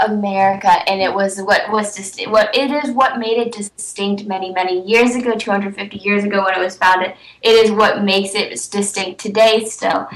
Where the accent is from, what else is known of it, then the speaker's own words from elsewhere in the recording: California, United States; also born or lived in Atlanta, Georgia; we moved to California, and I spent the rest of my life in California